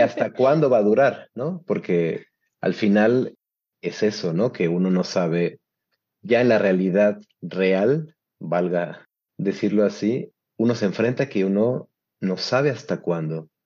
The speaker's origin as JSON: {"language": "Spanish", "country": "Mexico", "moved": "yes", "lives_now": "Turin, Italy"}